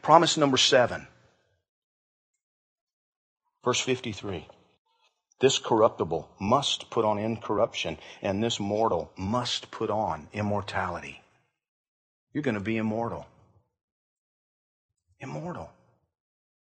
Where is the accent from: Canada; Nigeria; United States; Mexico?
United States; Georgia; I grew up in Georgia.